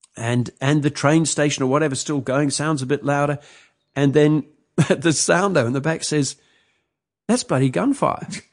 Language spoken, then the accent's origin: English; New Zealand; moved away; also born or lived in Sri Lanka; I grew up in New Zealand